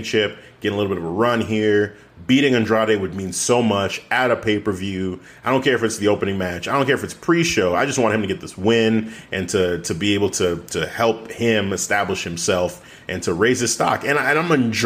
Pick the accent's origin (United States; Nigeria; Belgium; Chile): Nigeria; as a Nigerian